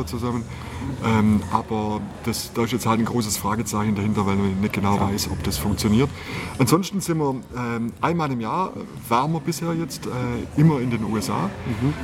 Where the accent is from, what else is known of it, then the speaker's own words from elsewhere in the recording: Southern Black Forest, Baden-Württemberg, Germany; now in Bavaria, Germany; ich komme aus dem Südschwarzwald